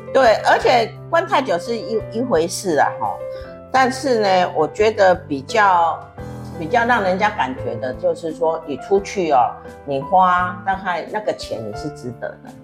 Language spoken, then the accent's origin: Chinese; Taiwan; moved away; also born or lived in South Africa; 我们台湾人啊，如何在海外跟中争争对岸啊，啊，呃，跟对岸哈竞争啊